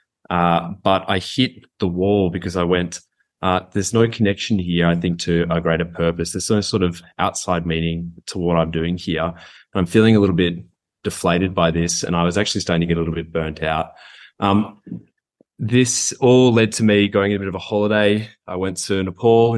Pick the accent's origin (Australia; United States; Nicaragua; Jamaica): Australia; Goondiwindi, Queensland; also born or lived in Brisbane; I grew up in Queensland, and so that was kind of my formative experience, was the Great Sunshine State.